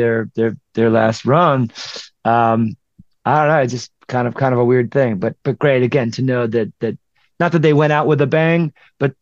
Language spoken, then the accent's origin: English; Detroit, Michigan, United States; moved away; we were in Detroit, which was my hometown